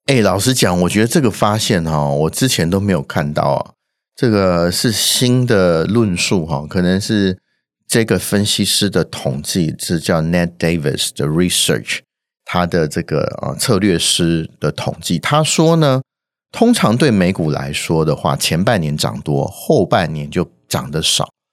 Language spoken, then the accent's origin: Chinese; Taiwan; 我们台湾人还有感到贡献的